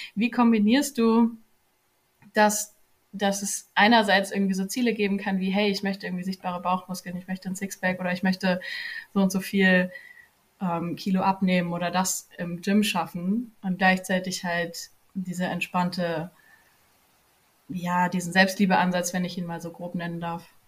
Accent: near Frankfurt am Main, Hesse, Germany; ich komme aus der Nähe von Frankfurt am Main in Deutschland

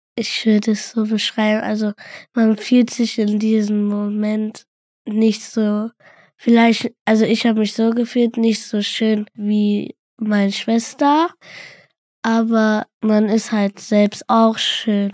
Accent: Cologne, North Rhine-Westphalia, Germany; ich bin in Köln geboren

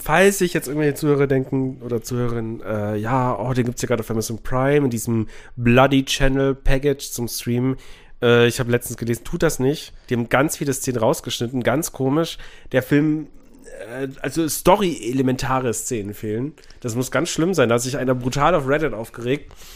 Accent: Memmingen, Bavaria, Germany; meine Heimat, nee, Memmingen

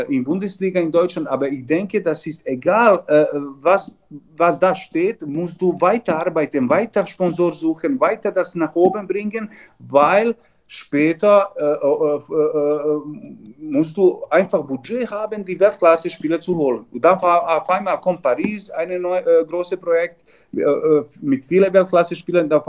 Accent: Vojvodina, Serbia; German is a second language; eineinhalb Jahre Vizepräsident von Handballclub Vojvodina von Novi Sad. Das ist so ungefähr 20 Kilometer von meiner Heimat

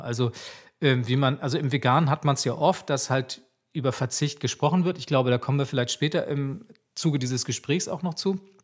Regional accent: Swabia, Germany; dass ich gebürtiger Schwabe bin

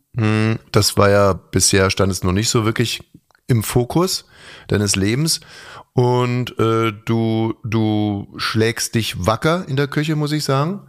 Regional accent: Germany; wir Deutschen

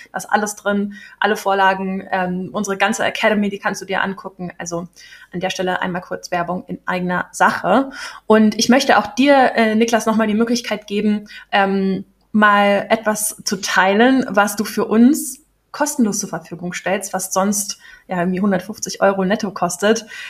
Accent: Berlin, Germany; Ich bin auch echte Berlinerin, in der Charité geboren

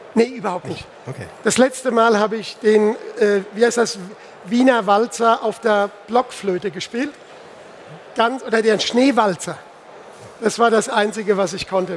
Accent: Pirmasens, Rhineland-Palatinate, Germany; Ich komme ja aus der Pfalz, ich komme aus Pirmasens.

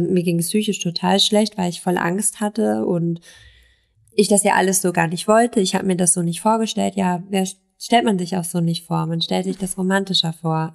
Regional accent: East Frisia, Lower Saxony, Germany; now in Berlin, Germany; ich komme aus Ostfriesland

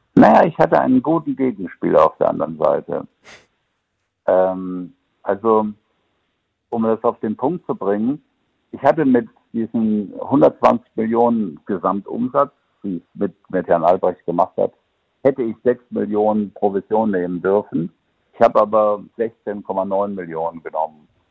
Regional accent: Siegen, North Rhine-Westphalia, Germany; moved away; weil Siegen ist ja immer noch meine Heimat und ich fühle mich immer noch mit dem Siegerland sehr verbunden

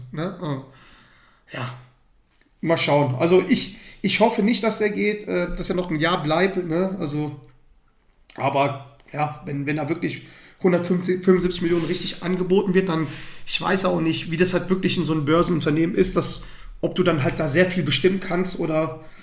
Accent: Dortmund, North Rhine-Westphalia, Germany; als, als Dortmunder denkt man sich, boah, geil, äh, die müssen für immer hier bleiben

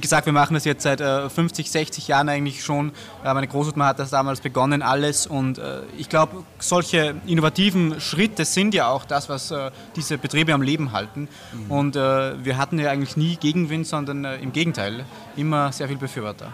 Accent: Austria; Wir kommen natürlich äh, aus Österreich

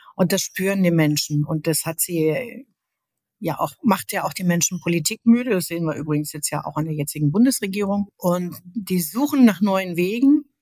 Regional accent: Linnich, North Rhine-Westphalia, Germany; also born or lived in Jülich / Aachen; now in Berlin, Germany; Aufgewachsen bin ich in Linnig

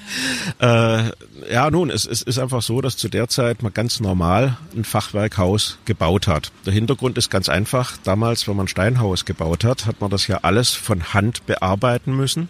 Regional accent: Swabia, Baden-Württemberg, Germany; als Schwabe

